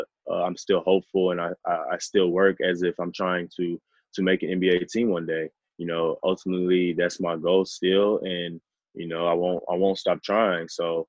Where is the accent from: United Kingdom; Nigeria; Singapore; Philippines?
Nigeria; Being a Nigerian and coming from our culture, my parents actually instilled a lot of great things into me.